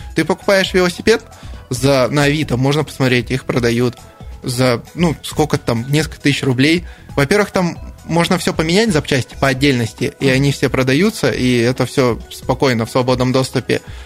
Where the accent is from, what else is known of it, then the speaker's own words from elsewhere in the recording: Novokuznetsk, Kemerovo Oblast, Russia; now in Krasnoyarsk, Russia; Я сам родился в Новокузнецке